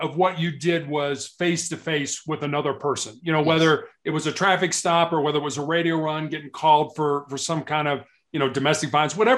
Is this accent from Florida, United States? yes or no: no; Chicago, Illinois, United States; also born or lived in Charleston, South Carolina; I was born and raised in Chicago